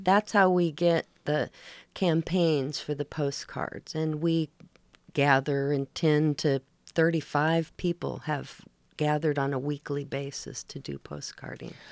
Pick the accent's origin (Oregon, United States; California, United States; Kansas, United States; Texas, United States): Oregon, United States; Oregon coast, United States; also born or lived in Portland, Oregon; now in Seaside, United States; I grew up in Oregon on the coast